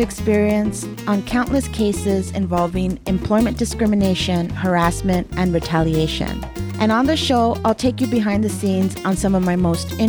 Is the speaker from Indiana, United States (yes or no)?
no; Los Angeles, California, United States; I grew up in East LA, and I love my neighborhood and my community.